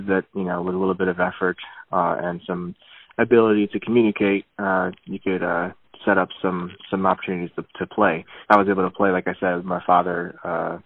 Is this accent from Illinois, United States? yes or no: yes; Normal, Illinois, United States; moved away as an adult; now in Kansas City, United States; growing up in Normal was interesting